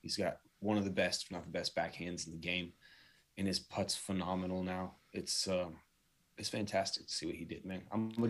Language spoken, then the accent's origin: English; São Paulo, Brazil; also born or lived in Tokyo, Japan; I grew up in Sao Paulo, Brazil, and Tokyo, Japan, two of the five biggest cities in the world. And I went there not of my own accord.